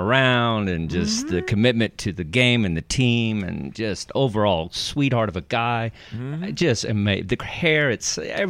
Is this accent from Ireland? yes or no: no; Dallas, Texas, United States; moved away as an adult; now in New York City, United States; I grew up in Dallas, Texas